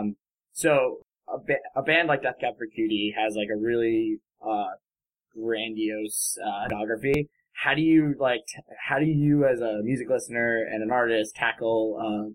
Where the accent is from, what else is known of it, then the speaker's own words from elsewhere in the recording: New Jersey, United States; I'm a Jersey boy myself